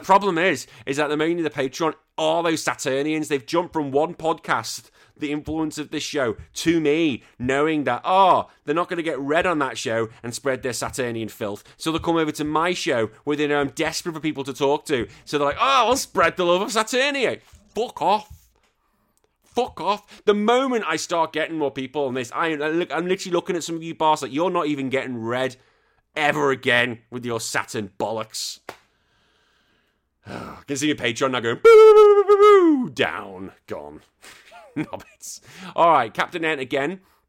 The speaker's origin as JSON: {"language": "English", "country": "United Kingdom", "said": "But yeah, there's a lot of hatred between the British. The only time it seems we come together is when England play internationally. Apart from that, we all hate each other. It's absolutely great. I don't know what it is. We're just such a bitter country."}